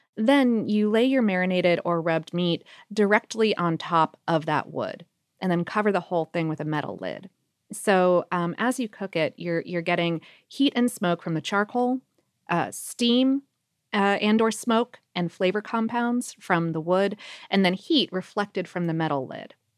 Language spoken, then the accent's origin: English; South Florida, United States; now in Atlanta, United States; growing up in South Florida